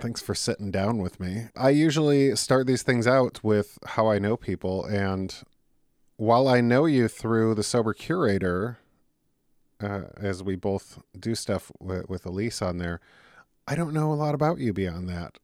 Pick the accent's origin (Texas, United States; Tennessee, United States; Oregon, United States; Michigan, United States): Michigan, United States; Detroit; I'm from Detroit